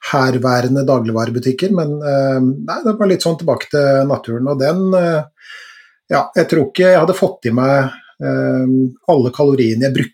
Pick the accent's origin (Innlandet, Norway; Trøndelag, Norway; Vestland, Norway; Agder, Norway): Trøndelag, Norway; now in Eastern Norway; Siden jeg flytta til Østlandet fra Trøndelag.